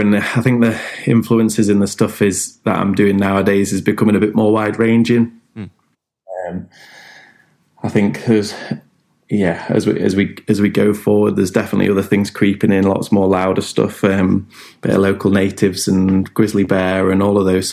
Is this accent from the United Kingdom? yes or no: yes; Lincolnshire, East Midlands, United Kingdom; now in Newcastle, United Kingdom; we're based in Newcastle, up in the northeast. Been based up here for a little while now, but originally Lincolnshire